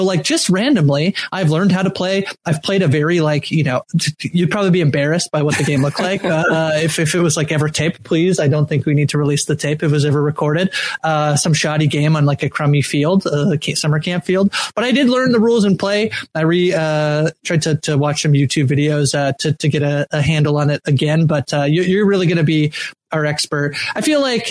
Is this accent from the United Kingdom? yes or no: no; Canada; I'm Canadian